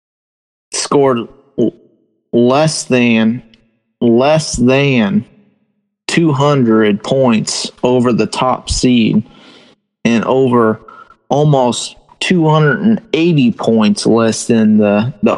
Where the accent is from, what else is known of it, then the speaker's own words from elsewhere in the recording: the South, United States; We're from the South